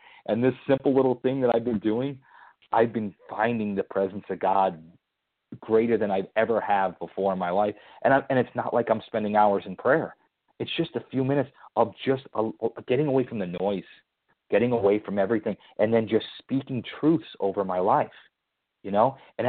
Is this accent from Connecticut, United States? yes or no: yes; Connecticut, United States; I have a little favor with Dorothy now that we're both from Connecticut.